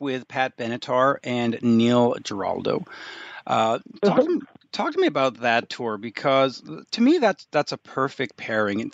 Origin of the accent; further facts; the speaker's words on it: Canada; as a Canadian